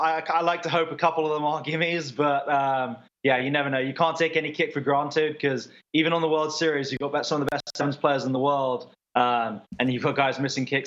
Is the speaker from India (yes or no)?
no; England, United Kingdom; My parents live in Boston now, but I grew up in England